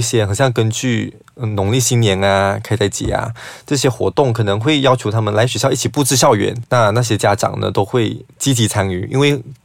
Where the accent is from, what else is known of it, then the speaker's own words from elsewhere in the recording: Sarawak, Malaysia; 因为我是来自沙拉越市屋这个地方